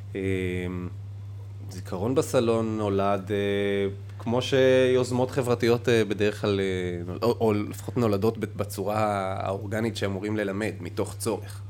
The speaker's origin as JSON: {"language": "Hebrew", "town": "Amuka", "region": "Northern District", "country": "Israel", "tie": "born or raised there", "also_born_or_lived": "Safed", "said": "נולדתי בצפת ועברנו לעמוקה"}